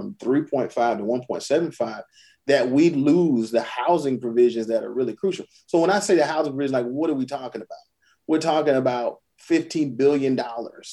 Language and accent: English; Orangeburg, South Carolina, United States; I'm from Orangeburg. You go through some of the neighborhoods I grew up in, empty.